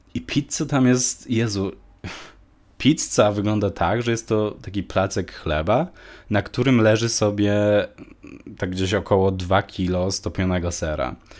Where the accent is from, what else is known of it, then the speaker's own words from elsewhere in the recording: Poland; moved away; also born or lived in Malta; wróciłem do Polski